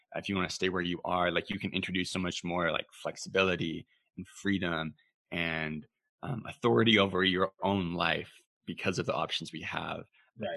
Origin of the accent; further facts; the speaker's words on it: Canada; Being Canadian